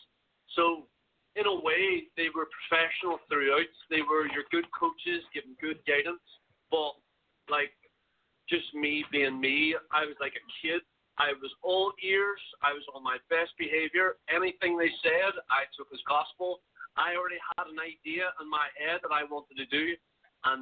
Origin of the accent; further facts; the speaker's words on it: Ireland; now in China; I am Irish, but I'm not that Irish